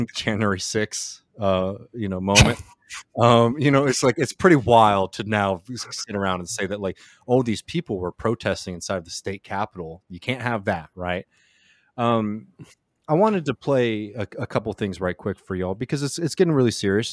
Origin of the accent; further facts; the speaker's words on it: Texas, United States; my home state of Texas